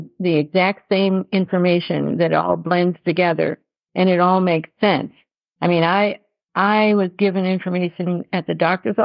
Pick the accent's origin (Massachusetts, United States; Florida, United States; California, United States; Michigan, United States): Michigan, United States; Detroit; we're from Detroit, so I'm real comfortable with the city.